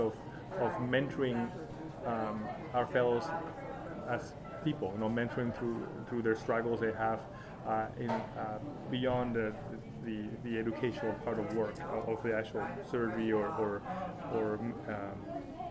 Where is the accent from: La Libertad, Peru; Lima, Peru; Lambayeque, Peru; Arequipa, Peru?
Arequipa, Peru; moved away as an adult; also born or lived in Chicago, United States; now in Seattle, United States; I'm born and raised in Peru, moved here back in the 1990s for college